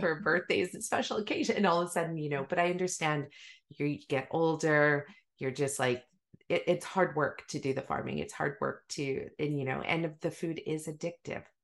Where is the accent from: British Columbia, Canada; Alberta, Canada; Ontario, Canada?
British Columbia, Canada; Maple Ridge; also born or lived in Africa; we had a huge garden when we moved from Africa to Maple Ridge, you know, massive garden